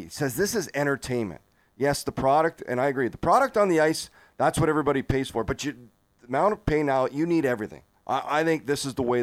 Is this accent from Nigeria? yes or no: no; Canada; moved away; I come from Canada. I'm Canadian